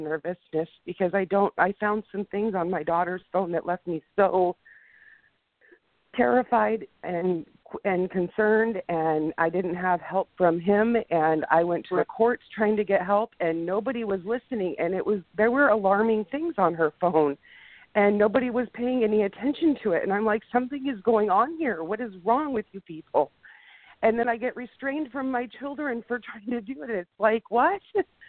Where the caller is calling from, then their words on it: Pasco, Washington, United States; I'm calling from Pasco, Washington.